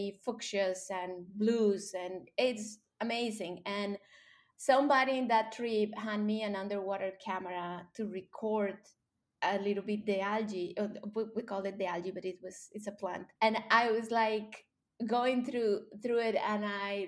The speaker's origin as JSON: {"language": "English", "country": "Colombia", "tie": "born or raised there", "second_language": "English", "moved": "as an adult", "said": "I grew up in Colombia, and when I was 9 years old"}